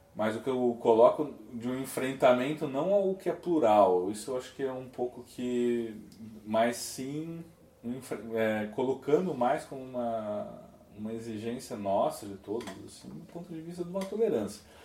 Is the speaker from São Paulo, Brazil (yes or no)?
yes; São Paulo, Brazil; eu sou de São Paulo